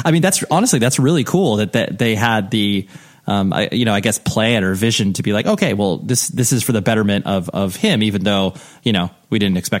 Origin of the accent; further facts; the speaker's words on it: Ventura, California, United States; So being born and raised in Ventura, I'm very familiar with Ventura and that whole area.